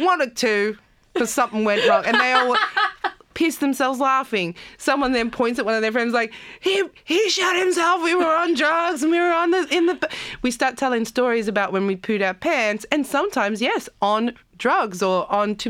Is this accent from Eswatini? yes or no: no; Campbelltown, New South Wales, Australia; also born or lived in South Africa; I was as a teenager growing up in Campbelltown.